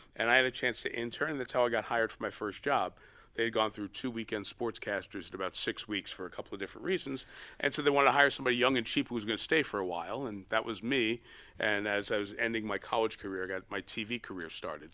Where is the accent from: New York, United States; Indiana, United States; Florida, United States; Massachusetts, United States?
New York, United States; New York City; I grew up in New York, only child